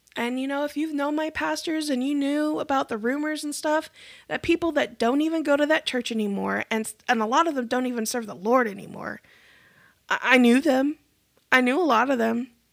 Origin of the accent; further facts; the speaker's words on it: United States; As American Christians